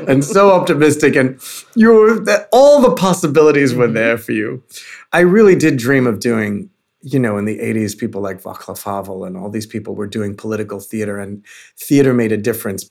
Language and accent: English; New York, United States; growing up in New York